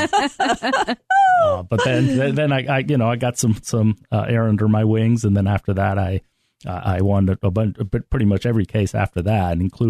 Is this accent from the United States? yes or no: yes; United States; Growing up overseas, as an American overseas, you always see the world in kind of a very different way.